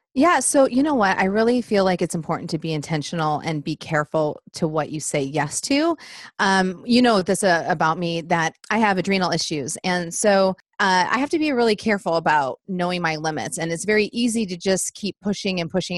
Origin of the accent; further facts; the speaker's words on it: Michigan, United States; moved away as an adult; now in Nashville, United States; we live just outside of Nashville. We've been here 11 years and we're from Michigan